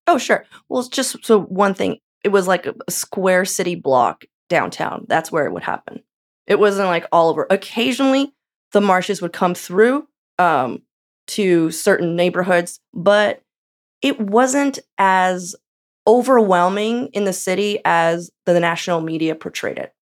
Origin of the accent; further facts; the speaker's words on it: California, United States; now in Portland, United States; I'm from California